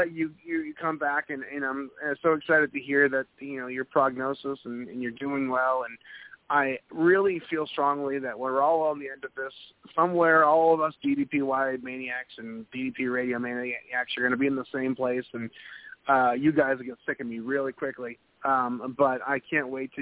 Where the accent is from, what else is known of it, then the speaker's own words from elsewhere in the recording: New England, United States; I'm from New England, and I'm more than familiar with snowsuits